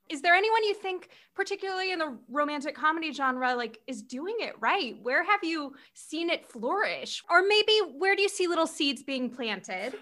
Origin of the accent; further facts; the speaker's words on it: Orange County, California, United States; growing up in Orange County